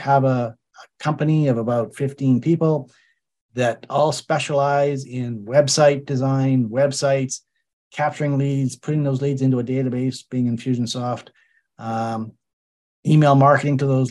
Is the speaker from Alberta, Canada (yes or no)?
yes; Calgary, Alberta, Canada; I grew up in Calgary, which is an oil and gas town.